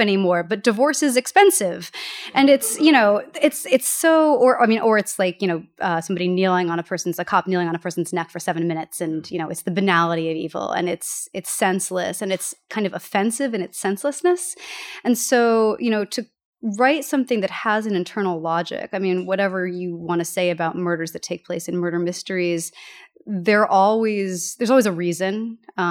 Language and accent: English; United States; moved away; the Hudson River, which my hometown is located next